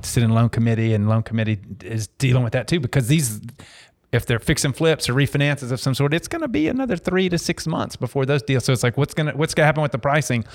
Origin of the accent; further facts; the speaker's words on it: Dallas, Texas, United States; I grew up in Dallas going to Mav games